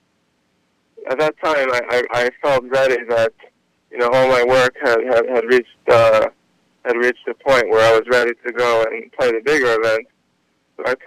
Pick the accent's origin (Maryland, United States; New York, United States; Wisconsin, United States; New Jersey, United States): New York, United States; New York City; I grew up in New York, Queens